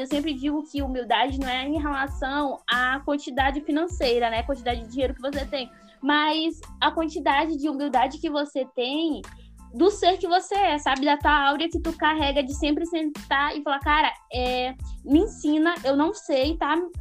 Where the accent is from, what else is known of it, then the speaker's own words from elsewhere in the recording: Northeast Region, Brazil; como eu sou do Nordeste